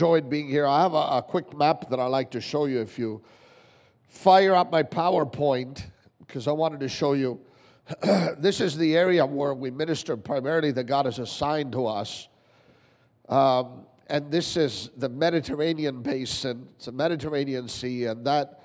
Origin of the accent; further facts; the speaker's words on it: Toronto, Ontario, Canada; now in Italy; we're from Toronto originally